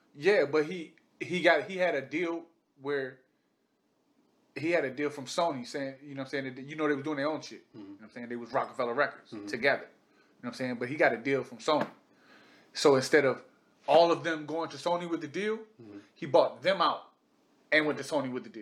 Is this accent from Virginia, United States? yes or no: yes; Reston, Virginia, United States; I'm from Reston